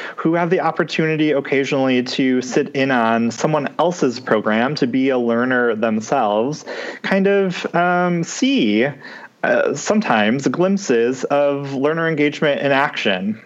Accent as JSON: {"language": "English", "town": "Detroit", "region": "Michigan", "country": "United States", "said": "I'm from Michigan, um, mm-hmm. specifically from the Metro Detroit area."}